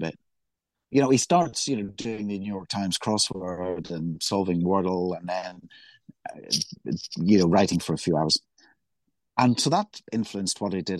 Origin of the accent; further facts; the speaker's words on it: Belfast, Northern Ireland, United Kingdom; growing up in Belfast